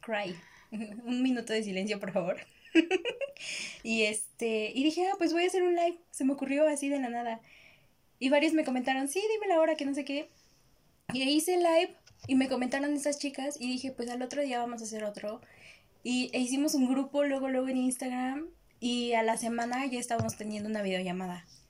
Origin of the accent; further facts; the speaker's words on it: Mexico; aquí en México es como que mi primaria era un panteón.